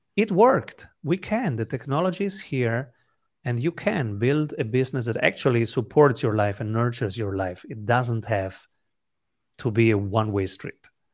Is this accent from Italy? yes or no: yes; Italy; English is a second language; also born or lived in the Mediterranean; I'm an Italian